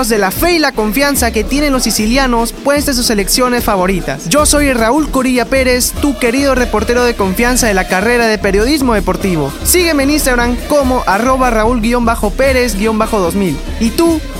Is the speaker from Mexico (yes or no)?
no; Peru; Bueno, para mí la favorita, aparte de Perú, que somos nosotros, sería Argentina.